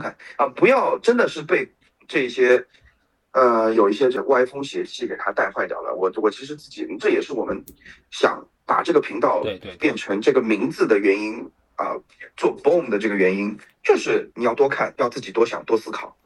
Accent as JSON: {"language": "Chinese", "country": "China", "said": "我们中国人"}